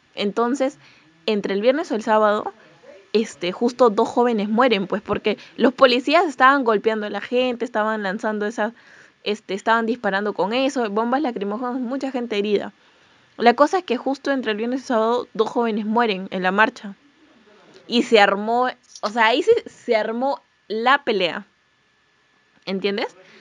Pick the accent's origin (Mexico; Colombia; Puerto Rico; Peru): Peru; yo soy de Perú